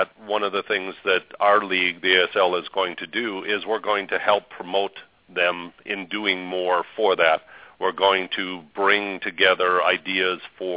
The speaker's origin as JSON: {"language": "English", "region": "Arizona", "country": "United States", "moved": "yes", "said": "I'm actually from Arizona"}